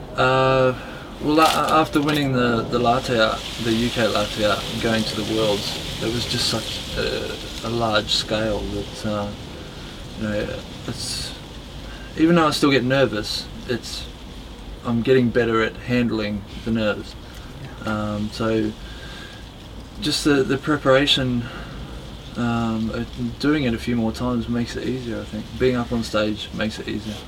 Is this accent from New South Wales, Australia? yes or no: no; Melbourne, Victoria, Australia; moved away as an adult; now in United Kingdom; I was born in Melbourne, Australia. Yeah. My father was born here in uh, High Wycombe, I think. uh, Mum was born in Italy. Um, their families migrated to Australia, I think, when they were both quite young, about four or five. Um, and yeah, spent most of my most of my life in Australia